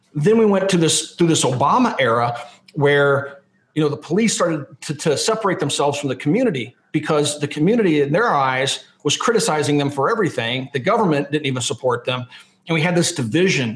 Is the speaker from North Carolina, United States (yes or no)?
no; Lawrence, Kansas, United States; moved away; When I was a kid growing up in Lawrence, Kansas